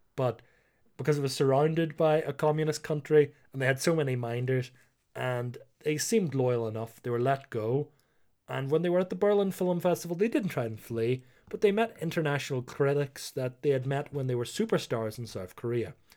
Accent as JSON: {"language": "English", "country": "Ireland", "said": "being Irish"}